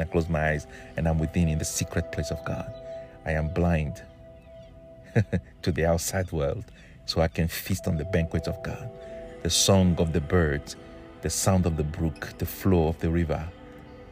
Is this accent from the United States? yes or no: no; Togo; I'm from Togo, West Africa.